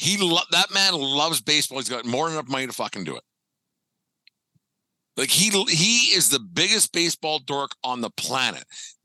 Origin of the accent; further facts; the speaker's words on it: Canada; And I'm not a Jays guy by any means, but I'm a Canadian baseball fan.